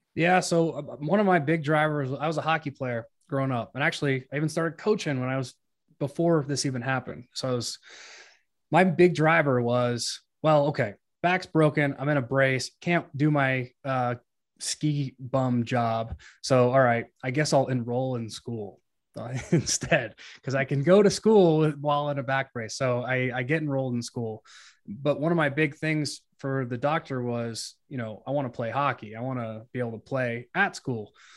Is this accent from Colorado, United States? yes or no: yes; Colorado, United States; I grew up in Colorado